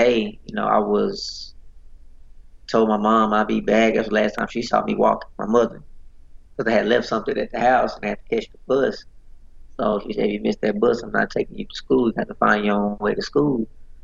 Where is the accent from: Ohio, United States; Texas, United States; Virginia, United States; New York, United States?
Texas, United States; Dallas; I'm originally from Dallas, Texas